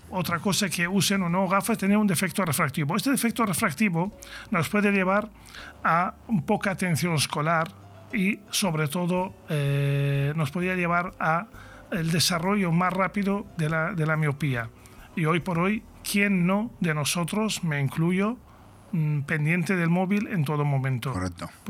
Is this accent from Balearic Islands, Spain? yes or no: no; Catalonia, Spain; lo digo yo, siendo catalán